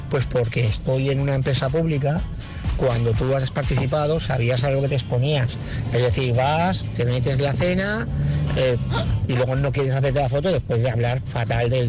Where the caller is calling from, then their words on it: Barcelona, Catalonia, Spain; de Barcelona.